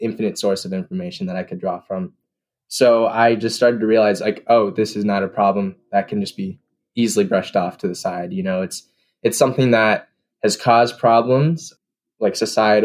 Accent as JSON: {"language": "English", "town": "Goshen", "region": "Indiana", "country": "United States", "said": "I'm from Goshen, Indiana, and I'm 18."}